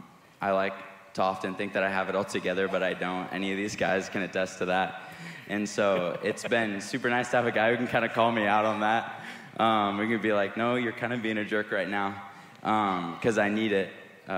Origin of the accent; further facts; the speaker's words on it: Nicaragua; I grew up in Nicaragua. I was a missionary kid growing up.